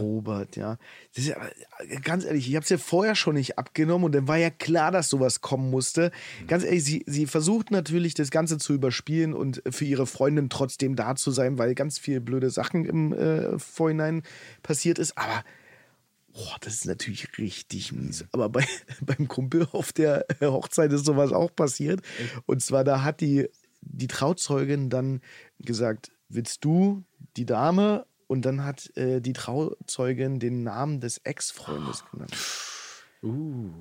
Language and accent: German; Potsdam, Brandenburg, Germany; Ich komme ja aus Potsdam und da bringt jeder seinen Slang irgendwie